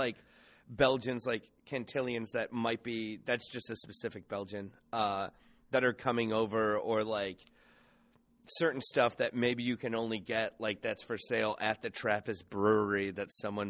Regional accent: Ohio, United States; I'm from Ohio and we didn't have knee-high. That shit didn't make it north of the river.

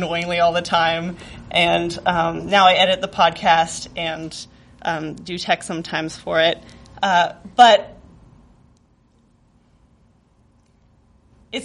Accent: rural Northern California, United States; moved away as an adult; now in Chicago, United States; I lived in very rural Northern California, very isolated from the world, it seemed

